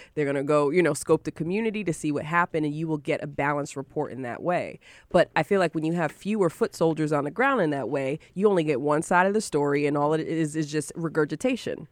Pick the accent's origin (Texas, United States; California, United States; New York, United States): New York, United States; Syracuse and Rochester, upstate; I'm from Syracuse and Rochester, so shout out to upstate New York.